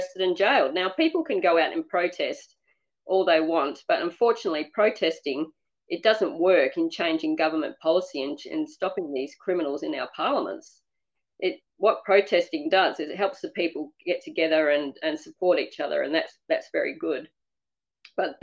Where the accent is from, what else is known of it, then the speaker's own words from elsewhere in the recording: Australia; I am an Australian-born qualified teacher for 27 years